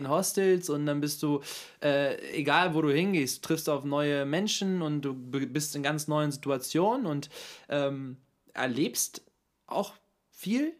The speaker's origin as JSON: {"language": "German", "town": "Hanover", "region": "Lower Saxony", "country": "Germany", "tie": "born or raised there", "said": "Geboren und aufgewachsen in Hannover"}